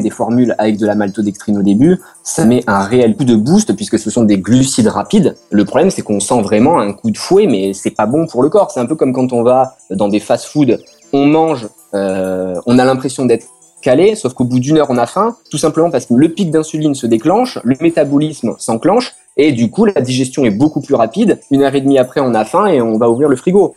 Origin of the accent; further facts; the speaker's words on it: France; en tant que Français